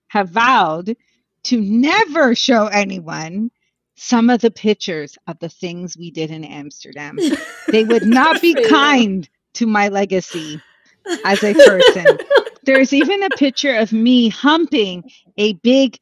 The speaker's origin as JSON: {"language": "English", "town": "Montreal", "region": "Quebec", "country": "Canada", "said": "I'm from Montreal"}